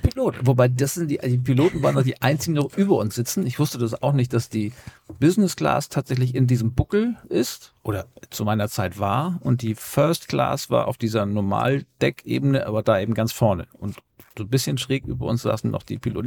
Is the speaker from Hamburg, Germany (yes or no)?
yes; Hamburg, Germany; als waschechter Hamburger